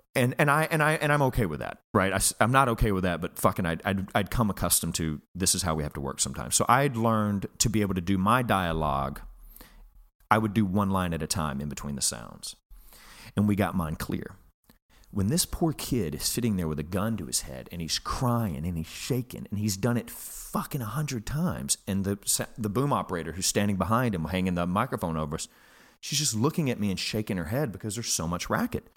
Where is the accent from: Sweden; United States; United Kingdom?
United States; Alabama